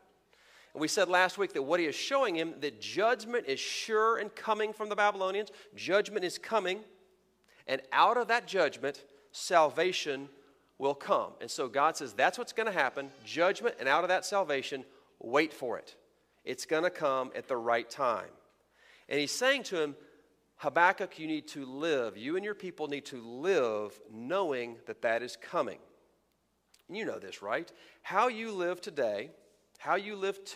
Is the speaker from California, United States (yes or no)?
no; Texas, United States; moved away; by my accent and by my opening illustration, you may have figured out I am from Texas